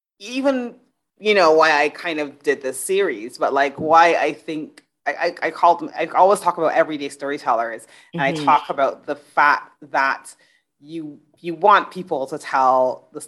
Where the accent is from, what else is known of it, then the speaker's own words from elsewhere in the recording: Barbados; moved away; also born or lived in England; I grew up in Barbados. I was living in England at the time